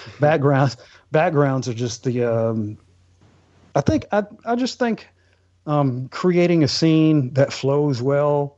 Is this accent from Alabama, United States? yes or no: yes; Alabama, United States; I'm from a small town. Like I said, my dad is in the military, but time off, I grew up here in Alabama, and my town is like population 2000, population 1800.